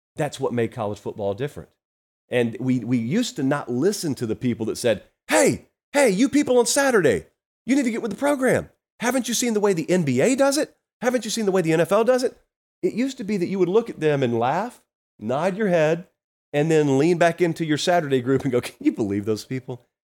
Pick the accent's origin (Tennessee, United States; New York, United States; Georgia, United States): Georgia, United States; I grew up down in Georgia